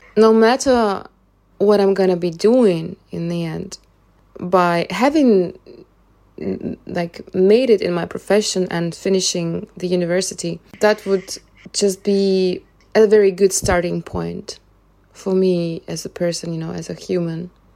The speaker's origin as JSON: {"language": "English", "country": "Russia", "tie": "born or raised there", "moved": "yes", "said": "I spent my, all my childhood there"}